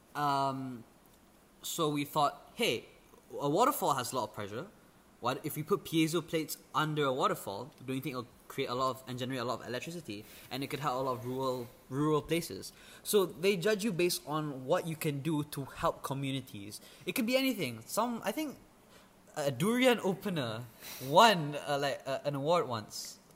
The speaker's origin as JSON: {"language": "English", "country": "Malaysia", "second_language": "English", "said": "an EFL speaker as a Malaysian, like living in Malaysia itself"}